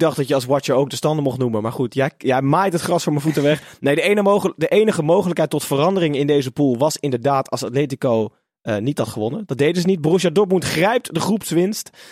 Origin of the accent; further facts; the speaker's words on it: Netherlands; als Nederlander